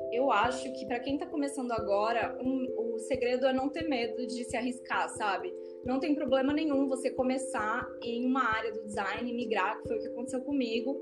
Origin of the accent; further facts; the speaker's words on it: Brazil; Eu sou brasileira